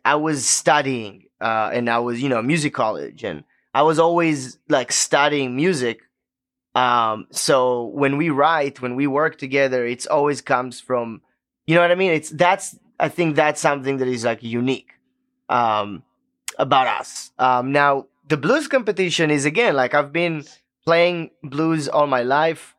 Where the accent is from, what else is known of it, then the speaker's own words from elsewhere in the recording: Israel; English is a second language; moved away as an adult; now in Memphis, United States; the way we grew up in Israel